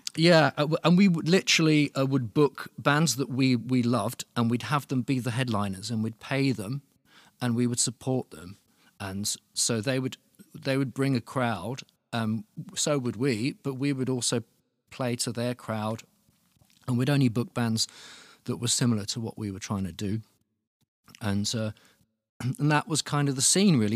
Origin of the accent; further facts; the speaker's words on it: Luton, East of England, United Kingdom; moved away as an adult; now in Berlin, Germany; I'm from Luton, which is, which is, like, just outside London.